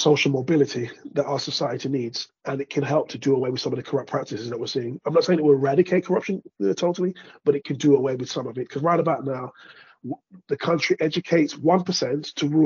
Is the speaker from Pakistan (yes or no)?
no; United Kingdom; moved away as an adult; also born or lived in Spain / Greece / Norway / Sweden; now in London, United Kingdom; I was born to Jamaican immigrants here in Britain. I left where I grew up, moved to London. I'm not actually from London